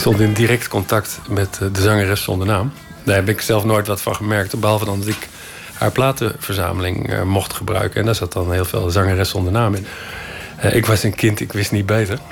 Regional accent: Netherlands

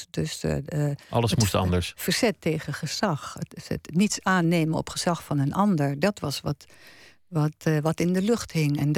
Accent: Gelderland, Netherlands; Kijk, ik kwam uit Gelderland.

